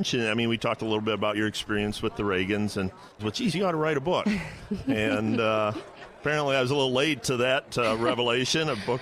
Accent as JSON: {"language": "English", "region": "Northwest Ohio", "country": "United States", "said": "I'm from Northwest Ohio"}